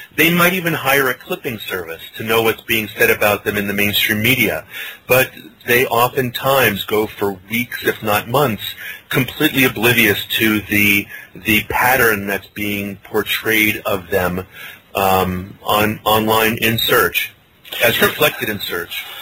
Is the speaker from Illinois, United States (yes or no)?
no; Hawaii, United States; moved away; a poi eater I was growing up in Hawaii